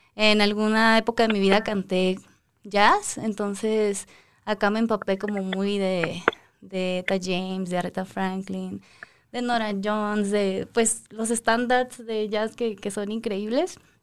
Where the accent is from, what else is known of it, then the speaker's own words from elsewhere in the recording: Guadalajara, Jalisco, Mexico; moved away as an adult; now in Mexico City, Mexico; soy de Guadalajara